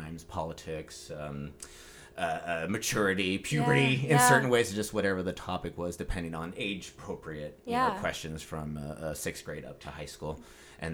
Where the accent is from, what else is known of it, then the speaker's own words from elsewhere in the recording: Coalinga, California, United States; I am from the wonderful city that is Coalinga, California